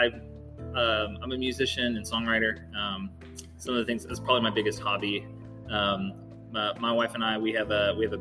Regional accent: Mount Washington, Kentucky, United States; also born or lived in Louisville, Kentucky; I'm homegrown. I guess I grew up in Mount Washington, so just south of Louisville.

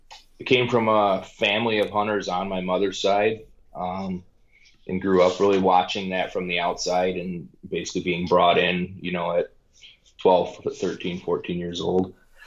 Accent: Lincoln Park, Michigan, United States; Born and raised in Lincoln Park, Michigan, which is just south of Detroit, for those that don't know, and have spent majority of my life in this area.

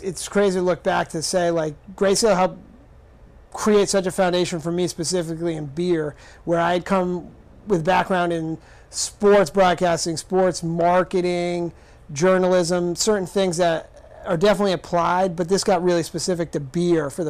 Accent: Rhode Island, United States; moved away as an adult; also born or lived in Colorado; I moved back to Rhode Island from Colorado in 2016

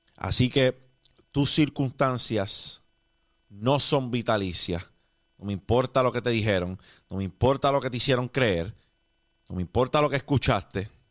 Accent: Puerto Rico; Los puertorriqueños, después del huracán María, nos vimos teniendo que reconstruir un país desde el suelo

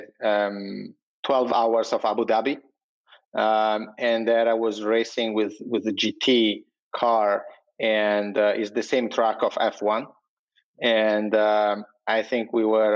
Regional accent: Italy; accent: Italian; English is a second language; moved away as an adult; now in New York, United States; I'm Italian, as you probably can guess from my funny accent.

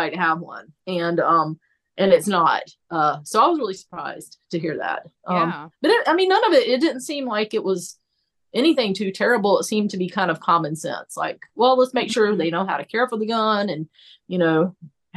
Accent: the South, United States; I was American and from the South

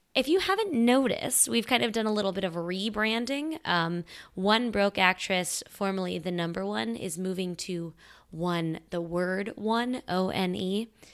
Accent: Midwest, United States; I'm also from the Midwest

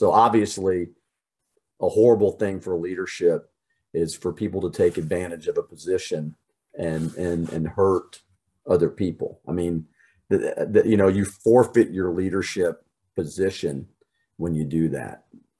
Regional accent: Germany; born there; but I was born in Germany.

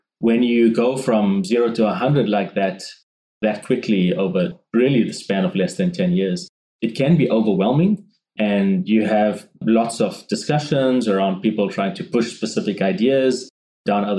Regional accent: South Africa; moved away as an adult; now in Brisbane, Australia; I was born and raised in South Africa. And that's where the slightly nuanced accent comes from.

